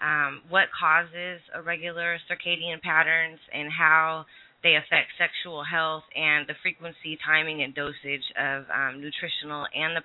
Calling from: Sacramento, California, United States; I'm calling from Sacramento, California.

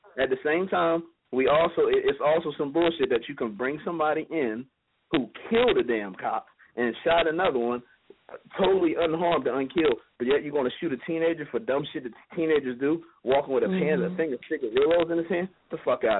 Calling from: Philadelphia, Pennsylvania, United States; I'm calling from Philly

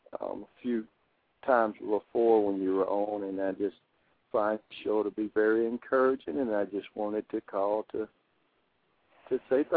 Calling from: Florida, United States; I'm calling from Florida

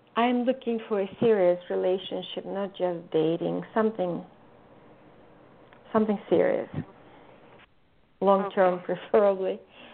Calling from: California, United States

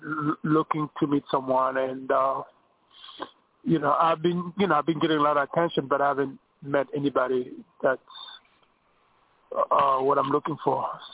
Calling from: New York, United States; from New York.

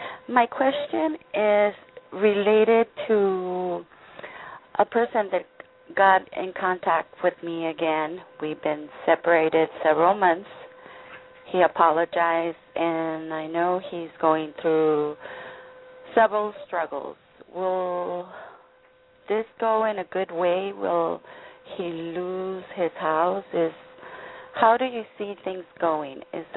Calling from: Tijuana, Baja California, Mexico; I'm calling from Tijuana.

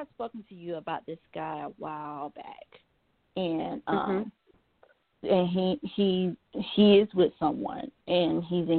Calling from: Georgia, United States

